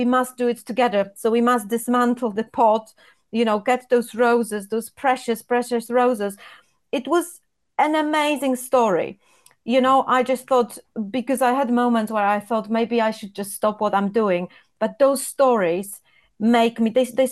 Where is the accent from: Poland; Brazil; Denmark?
Poland; English is a second language; now in United Kingdom; when I was growing up in Poland